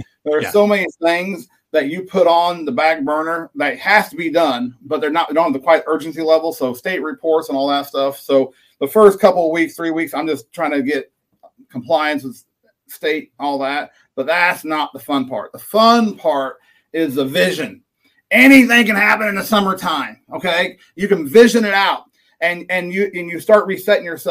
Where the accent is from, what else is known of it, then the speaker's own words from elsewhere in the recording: Southeast Kansas, United States; also born or lived in Western Missouri; now in Chanute, United States; I born and raised in the Midwest of the United States in Southeast Kansas